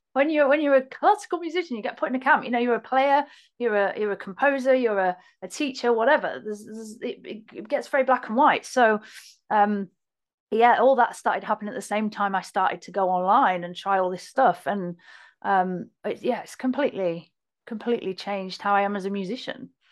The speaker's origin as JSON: {"language": "English", "town": "Hull", "region": "Yorkshire and the Humber", "country": "United Kingdom", "said": "Hull, basically. Kingston up on Hull, um, which is in Yorkshire."}